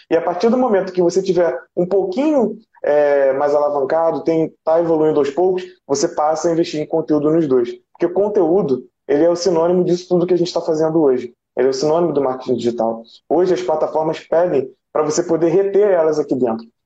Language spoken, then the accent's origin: Portuguese; Rio de Janeiro, Brazil; sou daqui do Rio de Janeiro, do Rio de Janeiro, do município do Rio de Janeiro.